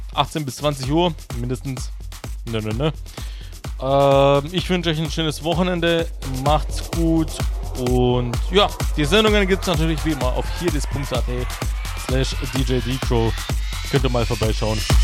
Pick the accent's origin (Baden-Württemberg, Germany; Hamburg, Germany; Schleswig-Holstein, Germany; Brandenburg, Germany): Baden-Württemberg, Germany; Karlsruhe; ich komme aus Karlsruhe